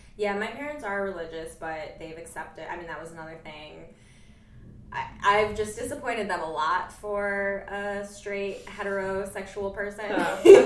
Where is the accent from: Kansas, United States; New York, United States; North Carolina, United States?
New York, United States; Jamestown; I'm from Jamestown, New York